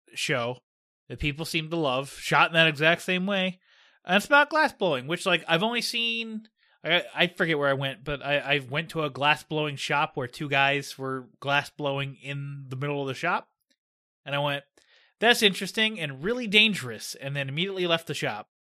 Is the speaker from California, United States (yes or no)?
no; Pittsburgh, Pennsylvania, United States; my hometown